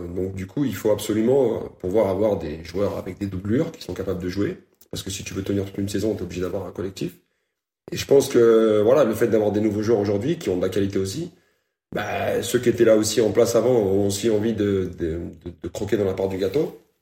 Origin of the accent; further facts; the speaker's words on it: Lyon, Auvergne-Rhône-Alpes, France; je suis lyonnais de souche